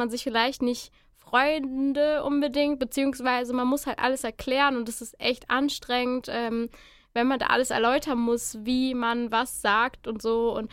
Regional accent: Haltern am See, North Rhine-Westphalia, Germany; Äh, ich komme aus Haltern am See. Das sagt keinem so wirklich was. Aber das ist in der Nähe von Gelsenkirchen.

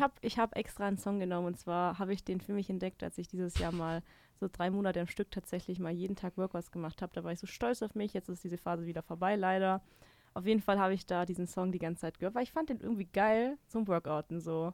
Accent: Baden-Württemberg, Germany; now in Munich, Germany; ich komme nicht aus Bayern. Ich bin doch, ich bin doch aus Baden-Württemberg. Ich bin doch Schwab

